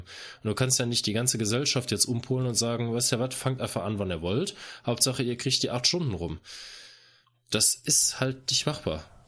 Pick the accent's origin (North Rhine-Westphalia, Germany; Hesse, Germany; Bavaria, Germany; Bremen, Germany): North Rhine-Westphalia, Germany; Cologne; bei uns in Köln